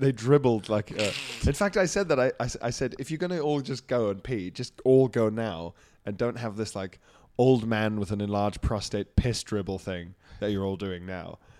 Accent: Isle of Man; moved away; also born or lived in Johannesburg, South Africa; growing up on the Isle of Man

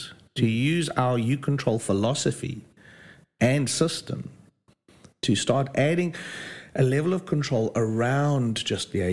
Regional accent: South Africa; moved away as an adult; now in Great Malvern, United Kingdom; I'm from South Africa. Only recently landed in the United Kingdom.

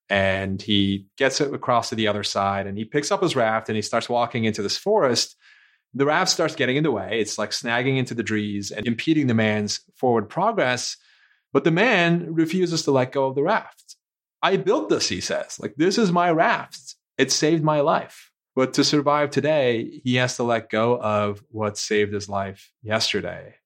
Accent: Istanbul, Turkey; moved away; I was born and raised in Istanbul, Turkey

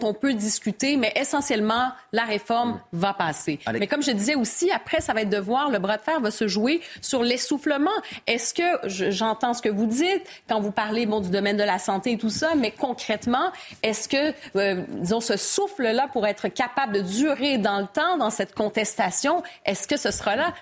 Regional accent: Quebec, Canada; now in France; je suis originaire du Québec, au Canada

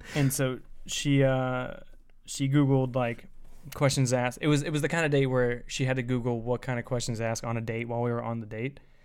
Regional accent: Indiana, United States

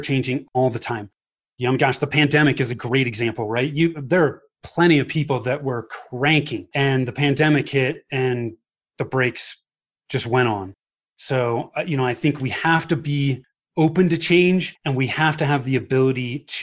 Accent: Bay Area, Northern California, United States; moved away as an adult; now in Highlands Ranch, United States; So I grew up in the Bay Area in Northern California

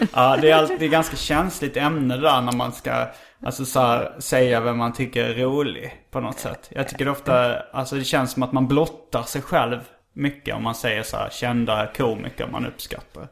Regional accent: Skåne, Sweden; accent: Scanian; now in Stockholm, Sweden; jag pratar skånska

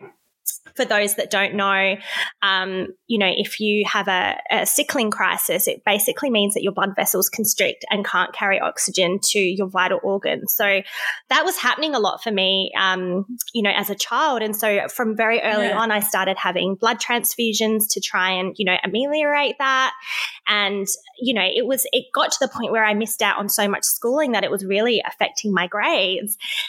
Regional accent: Brixton, London, United Kingdom; so I grew up in Brixton at a very kind of rough time.

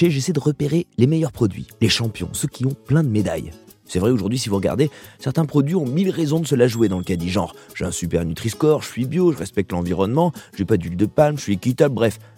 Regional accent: Corsica, France; Moi je ne fais que ça, je viens de Corse, donc nous on est en circuit court.

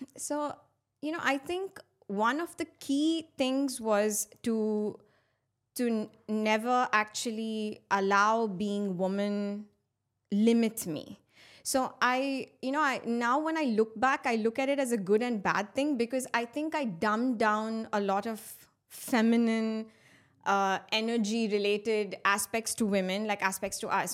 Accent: Muscat, Oman; also born or lived in India; I am of Indian origin, and I've been brought up in the Middle East in a beautiful city called Muscat

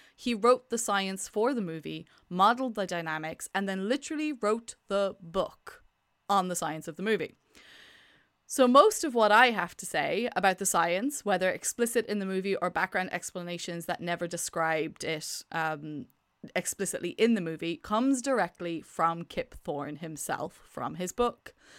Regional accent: Ireland; accent: Irish; I'm Irish

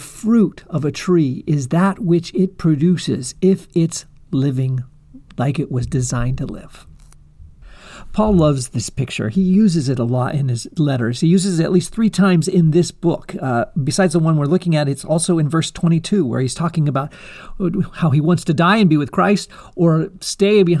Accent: California Central Coast, United States; I had the privilege of growing up in the California Central Coast

